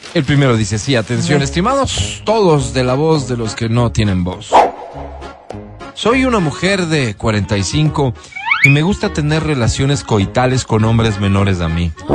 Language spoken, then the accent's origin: Spanish; Quito, Pichincha, Ecuador